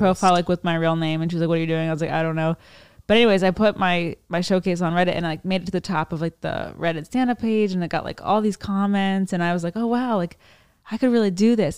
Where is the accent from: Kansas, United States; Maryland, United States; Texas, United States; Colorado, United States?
Maryland, United States; Annapolis; I'm from Maryland